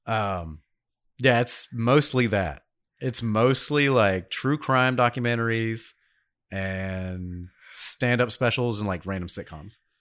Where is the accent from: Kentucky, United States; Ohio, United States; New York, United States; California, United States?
New York, United States; now in Dothan, United States; I'm from New York